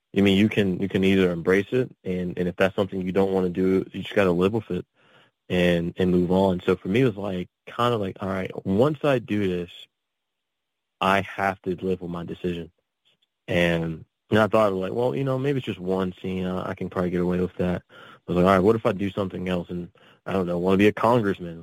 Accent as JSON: {"language": "English", "town": "Pittsburgh", "region": "Pennsylvania", "country": "United States", "tie": "born or raised there", "also_born_or_lived": "Texas / California / Atlanta", "said": "I grew up in the um, the Pittsburgh area, so in Pennsylvania"}